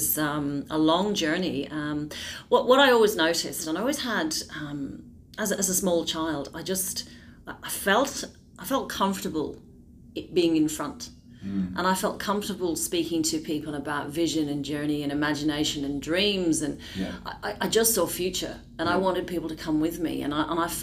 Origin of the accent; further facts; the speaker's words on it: Dublin, Leinster, Ireland; now in Melbourne, Australia; I am originally from Dublin, Ireland.